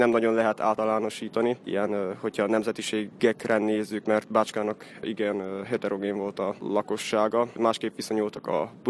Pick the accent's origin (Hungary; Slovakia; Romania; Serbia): Serbia; Mali Iđoš, Vojvodina; Például hegyesen újságot szerkeztek a szóbeszédet, ami az egyetlen már 20 valahány éve megjelenő helyi lap. Emellett történelmi előadásaim is voltak kishegyesen